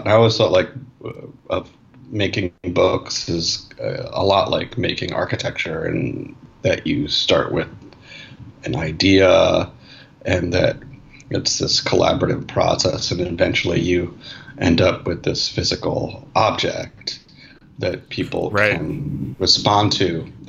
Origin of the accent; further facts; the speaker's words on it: New York City, New York, United States; I grew up in Manhattan, uh, in New York City.